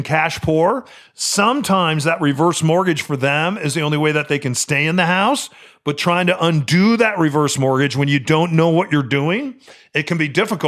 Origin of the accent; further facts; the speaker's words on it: Midwest, United States; Where I grew up in the Midwest, every basement, every grandma and grandpa's basement, especially for homes that were built in World War II, had a finished and unfinished part of the basement.